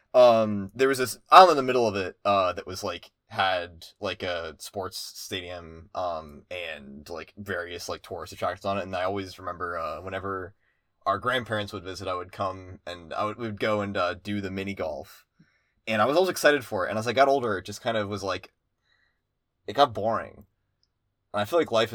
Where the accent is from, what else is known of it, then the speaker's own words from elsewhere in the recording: Harrisburg, Pennsylvania, United States; I grew up just outside of Harrisburg, which is the capital of Pennsylvania.